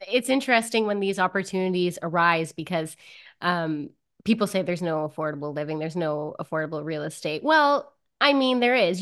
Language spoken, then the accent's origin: English; Timmins, Ontario, Canada; I'm from Timmins, Ontario